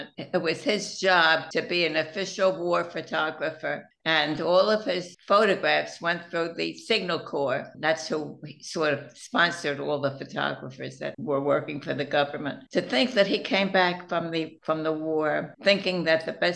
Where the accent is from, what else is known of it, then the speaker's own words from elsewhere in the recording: New York, United States; also born or lived in Philadelphia, Pennsylvania; We moved from Philadelphia to Forest Hills in New York. So I really feel that that's where I grew up